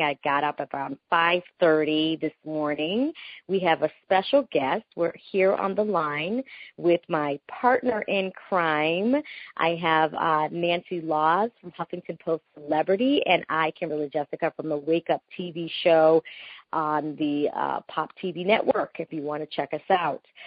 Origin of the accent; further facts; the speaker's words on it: Panama; first language Spanish; English is a second language; I'm from Panama, yeah. so I'm from Central America. We Panamanians, we speak Spanish. We are Hispanic. That's my first language